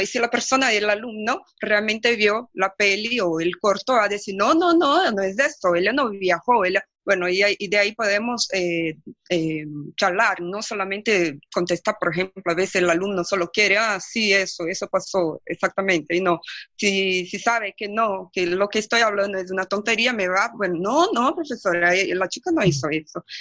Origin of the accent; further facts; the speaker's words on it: Brazil; first language Portuguese; Spanish is a second language; en portugués, mi, mi lengua madre